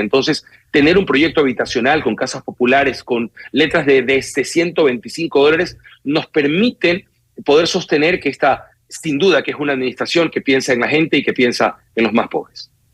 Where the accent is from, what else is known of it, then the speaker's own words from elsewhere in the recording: Guayaquil, Guayas, Ecuador; Lo que en Guayaquil le llamamos pasos eh, a desnivel